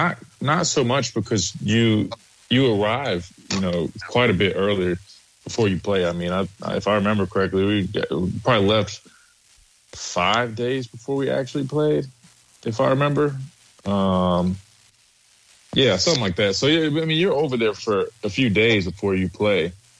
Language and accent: English; Columbia, South Carolina, United States; I'm from Columbia, South Carolina.